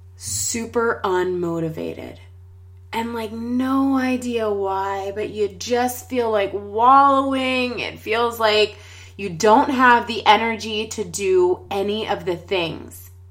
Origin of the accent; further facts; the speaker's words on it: Pittsburgh, Pennsylvania, United States; We're from Pittsburgh, Pennsylvania